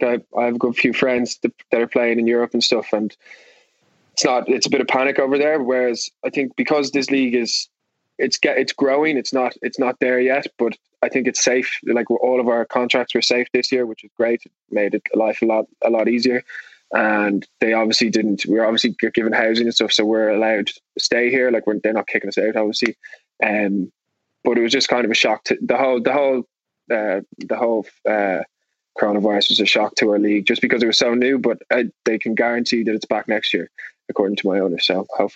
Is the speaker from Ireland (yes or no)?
yes; Ireland; moved away as an adult; now in New York, United States